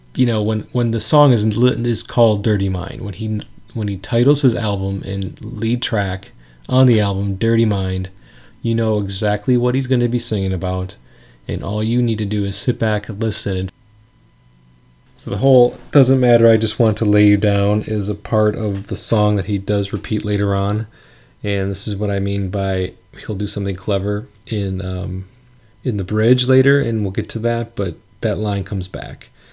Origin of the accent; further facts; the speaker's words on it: Wisconsin, United States; in my town growing up in Wisconsin.